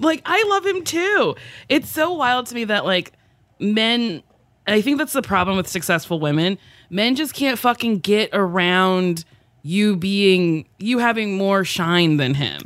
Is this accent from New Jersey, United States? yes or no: yes; New Jersey, United States; I grew up in Jersey